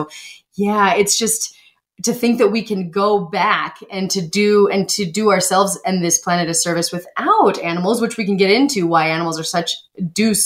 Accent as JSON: {"language": "English", "region": "Montana", "country": "United States", "tie": "born or raised there", "said": "I grew up in Montana, first off, so I'm familiar with the realities of agriculture"}